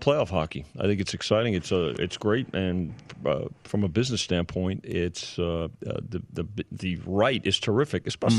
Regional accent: New York metropolitan area, United States; moved away as an adult; now in Las Vegas, United States; growing up in the New York metropolitan area

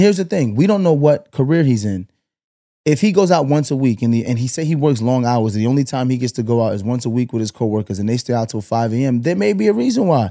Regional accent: Brooklyn, New York, United States; Growing up in Brooklyn

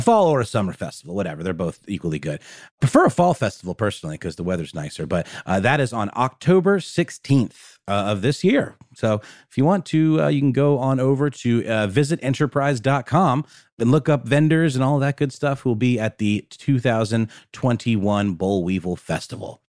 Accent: Augusta, Georgia, United States; in my hometown in Augusta, Georgia

